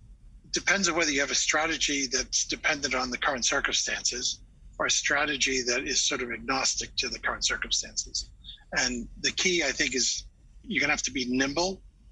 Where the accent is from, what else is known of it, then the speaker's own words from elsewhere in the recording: Massachusetts, United States; moved away as an adult; also born or lived in Silicon Valley, California; So I grew up in the East Coast in Massachusetts